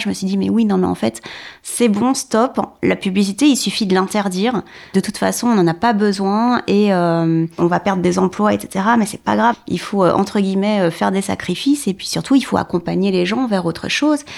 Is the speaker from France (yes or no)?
yes; Paris region, Val-de-Marne, Île-de-France, France; Je viens de la région parisienne, banlieue sud, dans le 94.